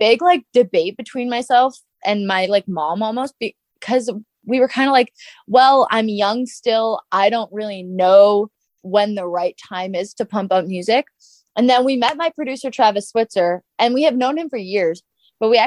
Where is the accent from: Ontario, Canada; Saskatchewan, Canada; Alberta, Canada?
Alberta, Canada; Devon; also born or lived in Lacombe, Alberta; I was born in Lacombe. I lived in Lacombe until I was around 4. And then we moved to Devon.